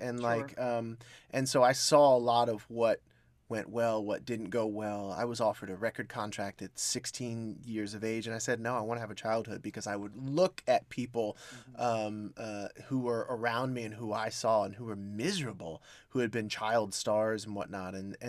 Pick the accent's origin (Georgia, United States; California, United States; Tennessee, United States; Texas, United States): California, United States; Hollywood; I grew up in Hollywood. Mm-hmm. And that is not the greatest place to grow up ever.